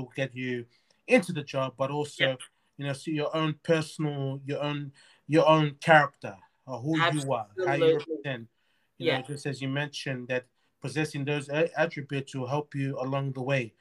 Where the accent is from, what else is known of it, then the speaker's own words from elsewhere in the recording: Melbourne, Victoria, Australia; we're born here in Melbourne. We were raised here in Australia